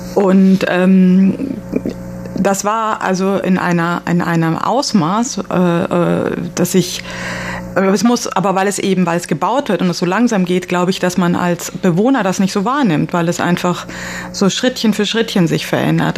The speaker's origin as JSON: {"language": "German", "town": "Cologne", "region": "North Rhine-Westphalia", "country": "Germany", "said": "wir sind ja aus Köln, aber haben den letzten Sommer in Berlin verbracht"}